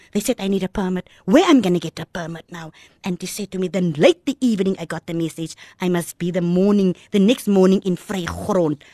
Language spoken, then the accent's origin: English; Malmesbury, Western Cape, South Africa; first language Afrikaans; English is a second language; moved away; also born or lived in Kraaifontein; I was born in Mamasbury